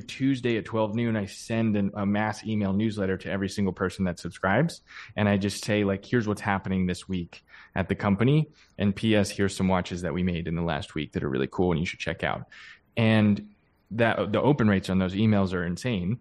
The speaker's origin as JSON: {"language": "English", "region": "Pennsylvania", "country": "United States", "tie": "born or raised there", "said": "I grew up in Pennsylvania"}